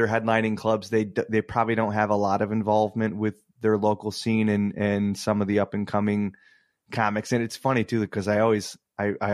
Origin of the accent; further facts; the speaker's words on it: Muskegon area, Michigan, United States; also born or lived in Grand Rapids; I moved from the Muskegon area where I went to high school back to Grand Rapids